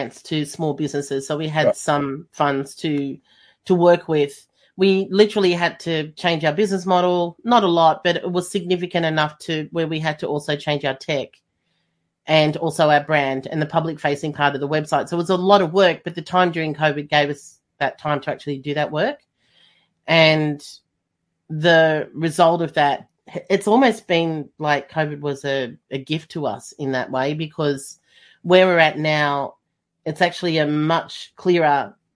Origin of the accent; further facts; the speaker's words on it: Melbourne, Victoria, Australia; I'm from Melbourne, and Melbourne was the most lockdown city in the world.